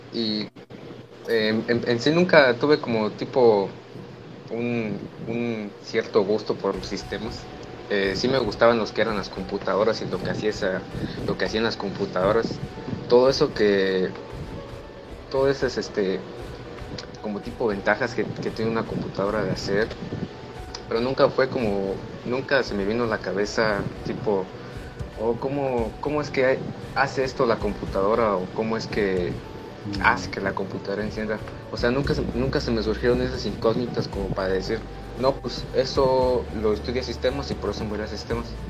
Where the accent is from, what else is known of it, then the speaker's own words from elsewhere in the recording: Huetamo, Michoacán, Mexico; soy de Huetamo, nací aquí en Huetamo.